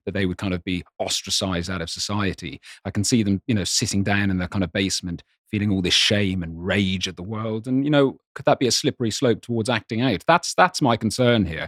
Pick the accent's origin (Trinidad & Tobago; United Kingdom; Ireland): Ireland; I grew up in Ireland